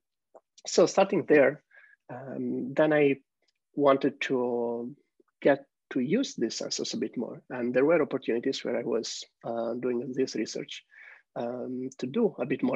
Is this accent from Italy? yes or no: yes; Italy; moved away as an adult; I'm originally from Italy, where I studied computer science engineering